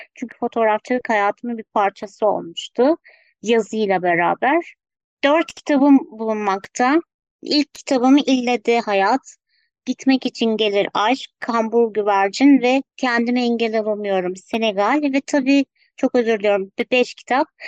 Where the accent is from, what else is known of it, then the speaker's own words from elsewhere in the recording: Ankara, Turkey; 1984 Ankara doğumluyum